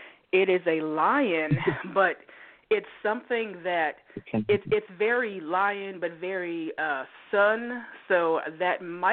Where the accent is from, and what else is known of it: Oregon, United States